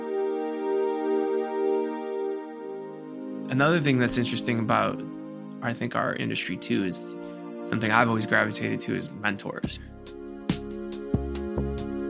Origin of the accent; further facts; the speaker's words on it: Cleveland, Ohio, United States; I come from Cleveland, Ohio, which is blue collar town and a lot of toxic masculinity and all that I was a part